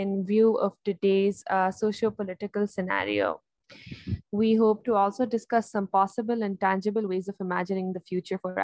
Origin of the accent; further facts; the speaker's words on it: Islamabad, Islamabad Capital Territory, Pakistan; from Islamabad, Pakistan